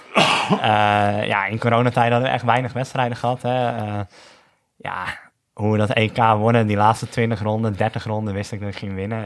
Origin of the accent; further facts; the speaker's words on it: North Holland, Netherlands; als Noord-Hollander